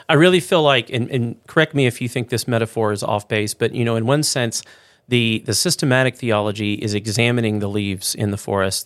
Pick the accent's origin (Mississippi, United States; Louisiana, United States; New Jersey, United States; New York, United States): Louisiana, United States; moved away; also born or lived in Midwest; growing up in the South, in Louisiana